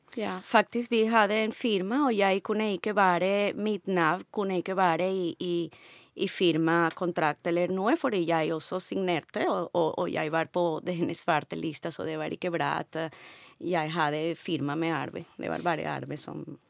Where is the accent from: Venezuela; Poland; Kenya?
Venezuela; Norwegian is a second language; moved away as an adult; now in Norway; Jeg kommer fra Venezuela.